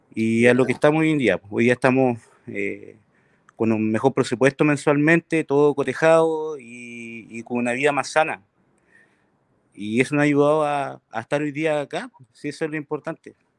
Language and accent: Spanish; Chile; Yo soy de Puerto y trabajo en el Rubio salmonero